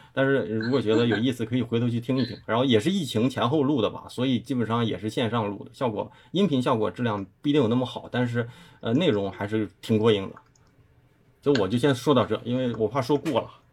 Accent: Liaoning, China; also born or lived in Guangzhou; now in Beijing, China; 本身我是辽宁人

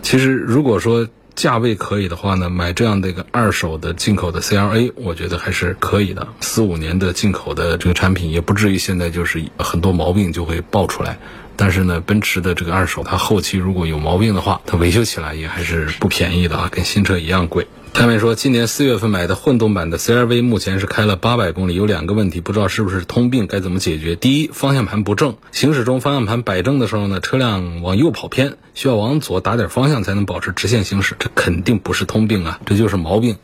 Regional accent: China; 我们中国人的喜好

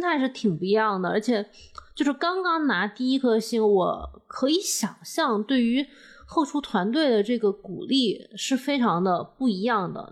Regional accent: Hunan, China; accent: Hunan plastic Mandarin; 我们湖南人

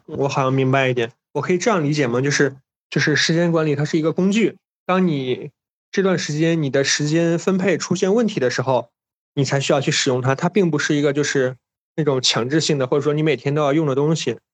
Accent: Hancheng, Shaanxi, China; 我是在韩城出生的嘛，然后韩城特产不是什么大红袍花椒

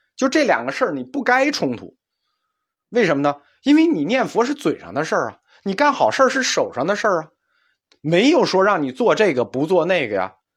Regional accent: China; 我们中国人有一个两分法看问题

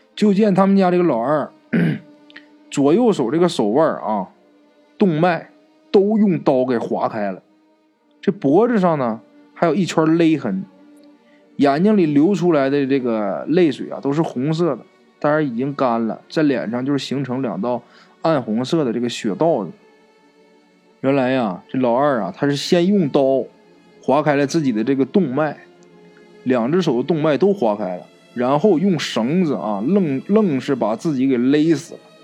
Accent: Northeast China, China; 在我们东北老家

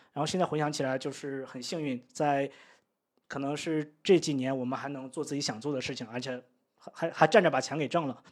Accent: Daqing, Heilongjiang, China; moved away as an adult; also born or lived in Beijing; now in Chiang Mai, Thailand; 我们老家是在，呃，黑龙江省 呃，大庆

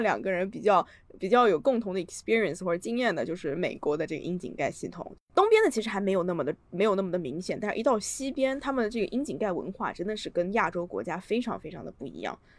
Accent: China; moved away; 我在我老家的时候，我，我在国内的时候，我小的时候住在河边上，我家旁边有一道，当时可以说是臭名昭著的臭水河

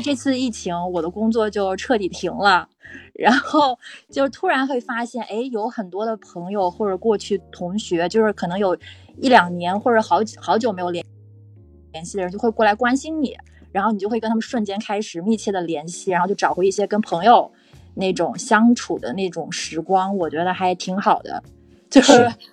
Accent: Qingdao, Shandong, China; accent: Qingdao; now in Shanghai, China; 我老家是青岛的，所以我待会儿可能会有点青岛口音

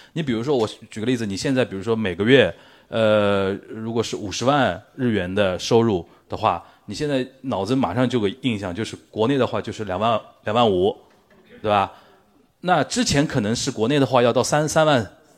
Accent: Shanghai, China; 我身为一个上海人

